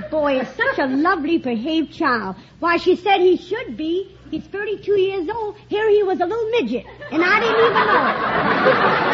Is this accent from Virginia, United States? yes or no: yes; Norfolk, Virginia, United States; moved away; I'm born and raised in Norfolk, Virginia.